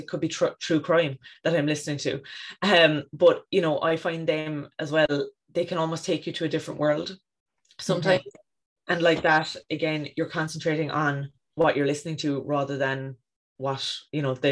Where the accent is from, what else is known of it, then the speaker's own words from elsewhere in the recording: County Cork, Ireland; now in East Cork, Ireland; I grew up in West Cork near the coast and now in East Cork near the coast.